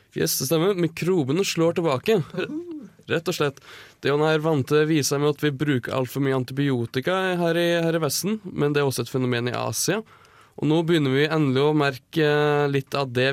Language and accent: Norwegian; Numedal, Buskerud, Norway; jeg kommer fra Numedal. Og vi er immune mot tuberkulose